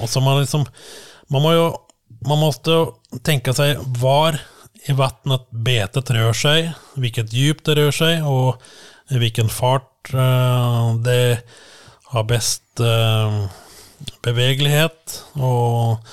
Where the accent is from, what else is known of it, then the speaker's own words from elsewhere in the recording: Langhus, Akershus, Norway; now in Ski, Norway; ja, egentligen från Langhus, eh, en, några kilometer från Sigrud som jag bor nu. Mm. Så jag har stannat lokalt